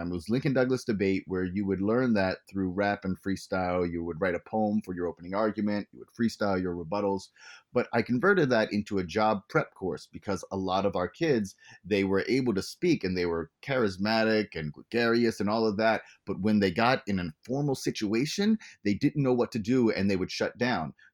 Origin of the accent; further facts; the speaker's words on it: U.S. Virgin Islands; now in United States; I said I came from the Virgin Islands.